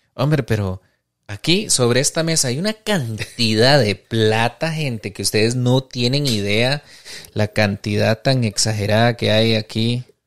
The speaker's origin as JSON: {"language": "Spanish", "country": "Costa Rica", "said": "nosotros como cultura costarricense"}